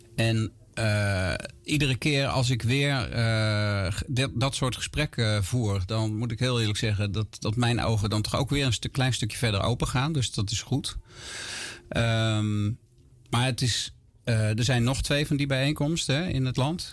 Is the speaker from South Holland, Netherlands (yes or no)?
yes; Gorinchem, South Holland, Netherlands; moved away as an adult; now in near Amersfoort, Netherlands; Ik ben opgegroeid en geboren in Gorkum, plaatsje aan de rivier de Merwede